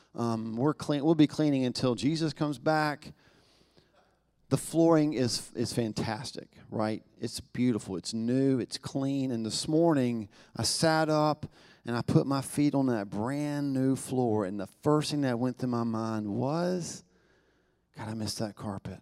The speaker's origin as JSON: {"language": "English", "region": "the South", "country": "United States", "said": "we're from the South"}